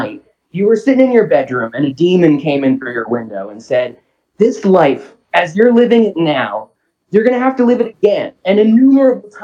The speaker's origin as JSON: {"language": "English", "region": "South New Jersey", "country": "United States", "tie": "born or raised there", "also_born_or_lived": "Philadelphia", "moved": "yes", "said": "I grew up in South New Jersey"}